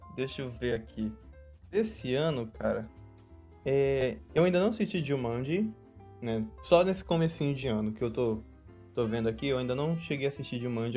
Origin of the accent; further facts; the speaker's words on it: Belém, Pará, Brazil; a gente disse que é de Belém